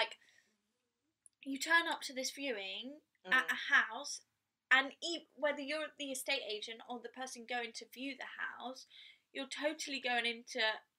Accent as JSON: {"language": "English", "country": "Spain", "tie": "born or raised there", "moved": "yes", "lives_now": "England, United Kingdom", "said": "I moved to England, because I grew up in Spain."}